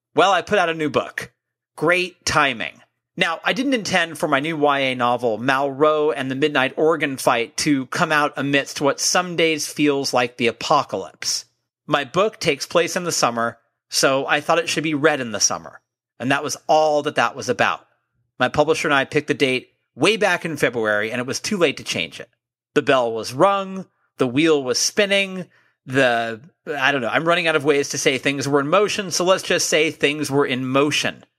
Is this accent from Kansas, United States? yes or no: no; California, United States; I'm from California